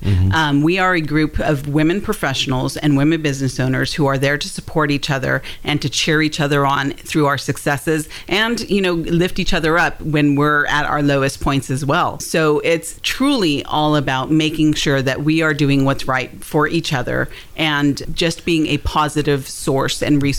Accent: California, United States; now in Hendersonville, United States; I mean, I came from Southern California.

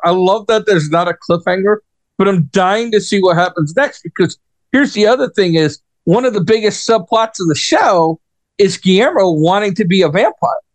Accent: New York, United States; moved away; as a New Yorker, right, and I was born and raised in New York, right, lived there most of my life

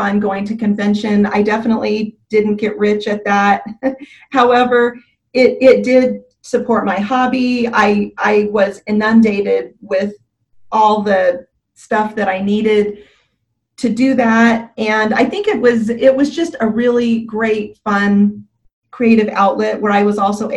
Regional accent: Southern California, United States; also born or lived in Utah; now in Gilbert, United States; I was trying to get to California where I was originally from, although we ended up in Northern California versus Southern California

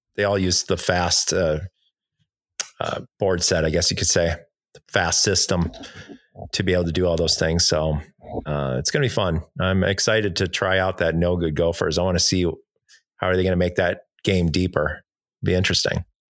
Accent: Milwaukee, Wisconsin, United States; moved away; I'm from Milwaukee

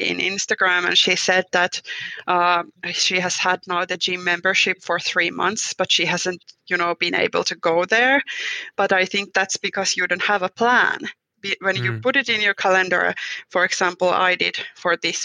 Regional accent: Finland

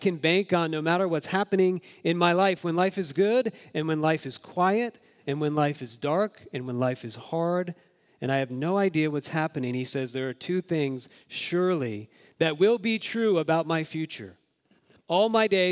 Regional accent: Jacksonville, Florida, United States; moved away; I grew up in Jacksonville, Florida

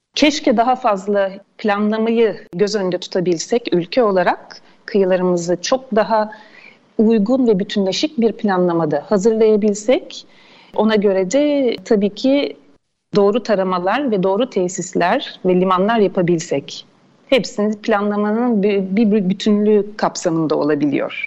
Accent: İzmir, Turkey

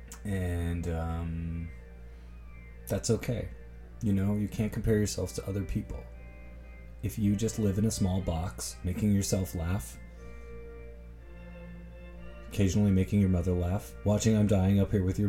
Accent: Toronto, Ontario, Canada; I'm not smug about this damn city I'm from. I'm just from here.

